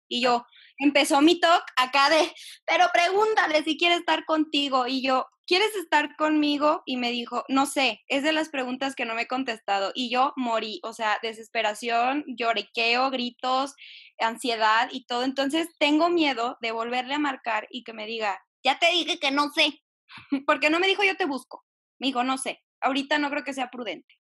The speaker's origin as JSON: {"language": "Spanish", "region": "Jalisco", "country": "Mexico", "said": "soy de Jalisco"}